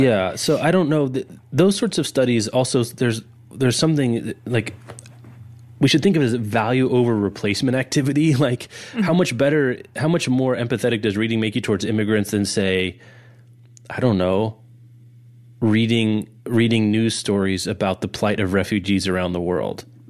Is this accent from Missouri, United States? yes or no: no; Lawrence, Kansas, United States; my hometown bookstore is The Raven in Lawrence, Kansas